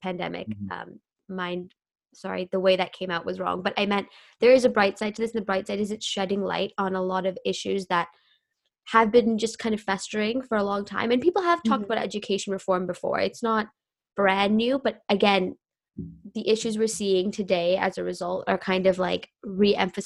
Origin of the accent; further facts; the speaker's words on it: Canada; also born or lived in United Kingdom / Japan; I grew up in Canada